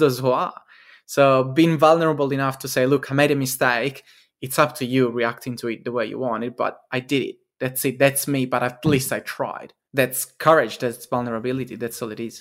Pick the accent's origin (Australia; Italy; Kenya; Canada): Italy; moved away; in Italy, my home country